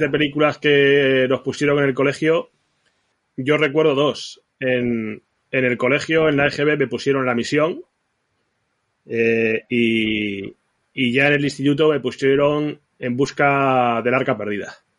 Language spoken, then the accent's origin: Spanish; Zaragoza, Aragon, Spain; cuando era pequeño y residía en Zaragoza